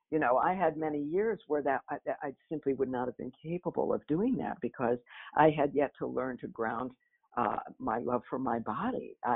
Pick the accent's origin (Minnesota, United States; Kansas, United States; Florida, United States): Minnesota, United States; Minneapolis; moved away as an adult; now in New York, United States; I took the risk of moving as a young person to New York. I was, you know, I came from Minneapolis. It was kind of a scary idea.